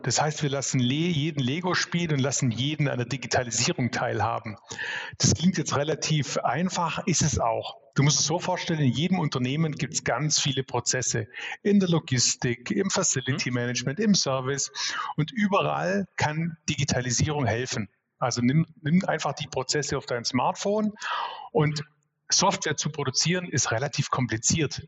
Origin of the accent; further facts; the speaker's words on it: Swabia, Baden-Württemberg, Germany; ich bin Schwabe durch und durch, bin 46 Jahre, ähm, sozusagen auch den Schwabe in die Wiege gelegt